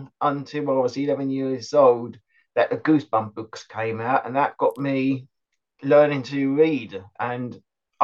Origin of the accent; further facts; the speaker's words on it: West Molesey, South East England, United Kingdom; I am from West Molesey in Surrey.